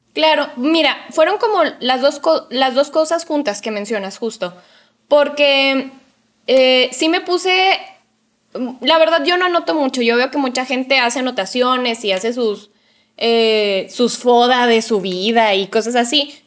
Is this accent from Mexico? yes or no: yes; Mexico; en mi caso como mujer mexicana